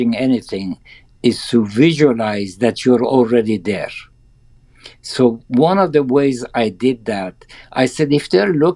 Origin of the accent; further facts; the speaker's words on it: Iran; English is a second language; moved away as an adult; now in Beverly Hills, United States; I came from Iran, now I'm a minority here.